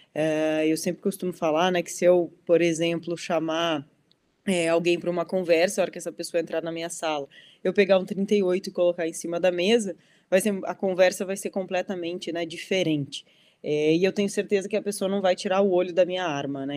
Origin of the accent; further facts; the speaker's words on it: Dom Pedrito, Rio Grande do Sul, Brazil; now in Mato Grosso do Sul, Brazil; Eu sou conterrânea aí, sou de Dom Pedrito, no Rio Grande do Sul